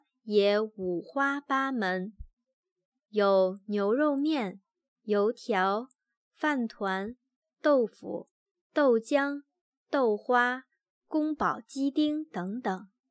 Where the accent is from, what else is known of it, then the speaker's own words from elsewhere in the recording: Germany; Chinese is a second language; 虽然我们德国人喝的咖啡比台湾人大概多两倍，但是，一般德国咖啡厅的咖啡。太难喝了。